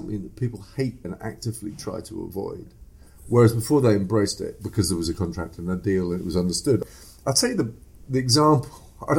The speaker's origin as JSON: {"language": "English", "region": "East Africa", "country": "Kenya", "tie": "born or raised there", "also_born_or_lived": "England", "said": "I was born in England. But I was brought up in East Africa."}